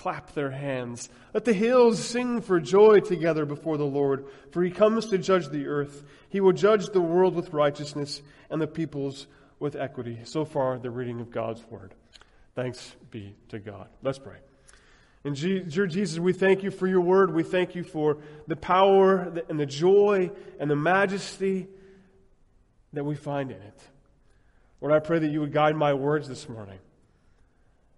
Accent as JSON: {"language": "English", "town": "Denver", "region": "Colorado", "country": "United States", "tie": "born or raised there", "said": "I grew up in Denver, Colorado"}